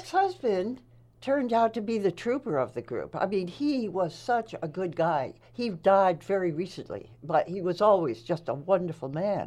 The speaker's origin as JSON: {"language": "English", "area": "Nassau County, Long Island", "region": "New York", "country": "United States", "tie": "born or raised there", "also_born_or_lived": "Massachusetts", "moved": "as an adult", "said": "I graduated high school there"}